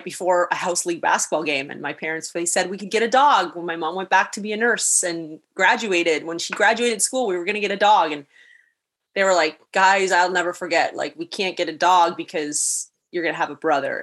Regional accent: Niagara Falls, Ontario, Canada; I've had a newfound appreciation for the beauty of my hometown

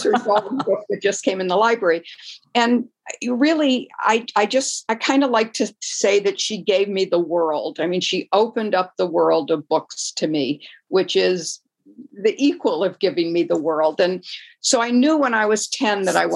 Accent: Detroit, Michigan, United States; I grew up in Detroit

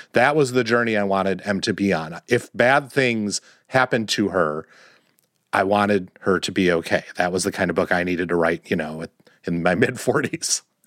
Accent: Wisconsin, United States; moved away; also born or lived in Washington, D.C. / New York City; grew up in Wisconsin

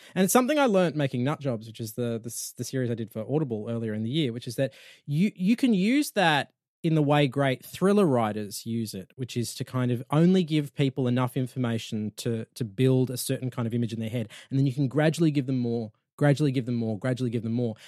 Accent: Australia; I'm from Australia.

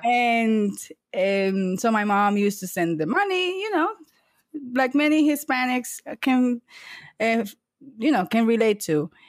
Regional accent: San Cristóbal, Dominican Republic; moved away as an adult; now in United States; I was born in San Cristobal, eh, Dominican Republic, and I moved to the U S when I was eighteen years old, so right after high school.

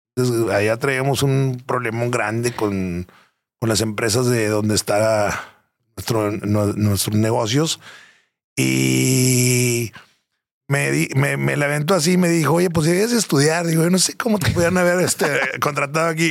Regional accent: San Pedro Garza García, Nuevo León, Mexico; vengo de San Pedro Garza García de toda la vida

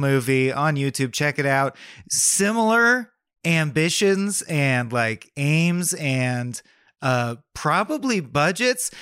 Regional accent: United States; I'm American

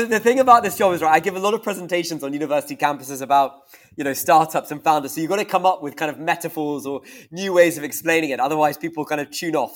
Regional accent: Scotland, United Kingdom; also born or lived in Stanford, United States; and I'm Scottish

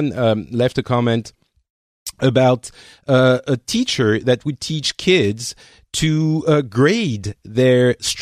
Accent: France; moved away; I'm from France, but I'm not there.

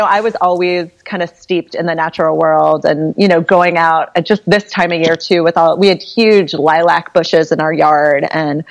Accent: Cambridge, Massachusetts, United States; also born or lived in Berkeley; now in Hudson Valley, United States; I grew up in Cambridge, Massachusetts

